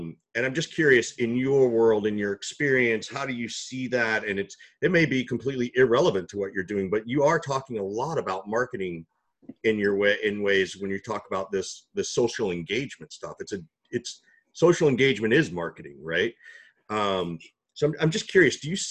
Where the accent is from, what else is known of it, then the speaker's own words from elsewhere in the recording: Macon, Georgia, United States; I grew up in Macon, so Macon, Georgia